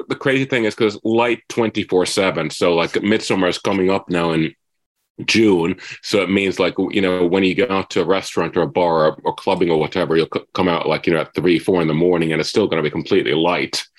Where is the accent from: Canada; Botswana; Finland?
Finland; moved away as an adult; now in Los Angeles, United States; I'm originally from Finland